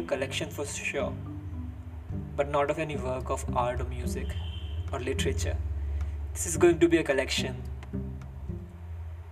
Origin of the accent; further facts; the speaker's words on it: Meerut, Uttar Pradesh, India; English is a second language; I'm from Meerut, which is a city in Uttar Pradesh, India. And I want you all to know that English is not my first language